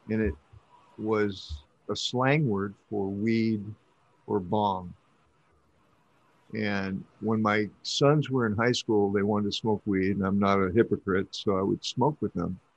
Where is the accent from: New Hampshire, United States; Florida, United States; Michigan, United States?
Michigan, United States; Nope, I'm a Michigander.